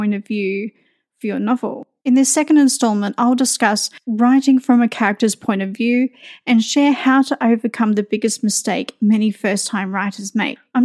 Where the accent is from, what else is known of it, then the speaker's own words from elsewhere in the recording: Australia; moved away; I'm Australian